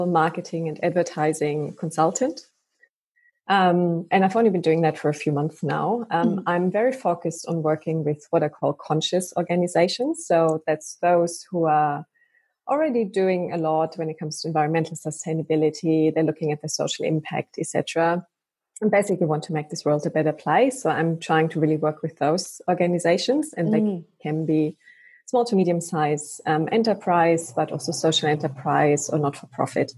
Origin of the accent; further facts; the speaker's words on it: Germany; now in Australia; I'm from Germany originally.